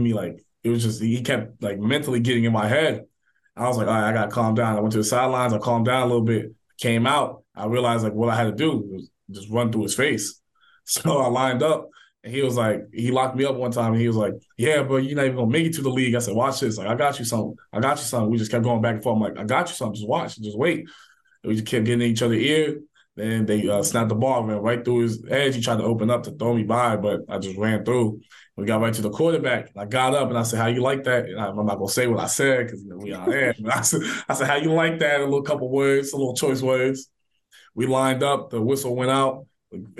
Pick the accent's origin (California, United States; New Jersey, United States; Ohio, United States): Ohio, United States; Dayton; I grew up in Dayton, Ohio for a large part of my childhood.